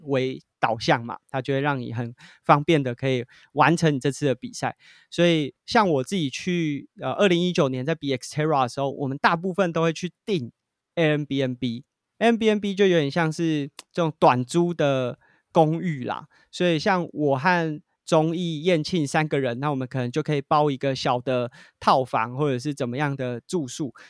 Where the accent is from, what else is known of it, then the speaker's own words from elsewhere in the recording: Taiwan; 我们是从台湾来的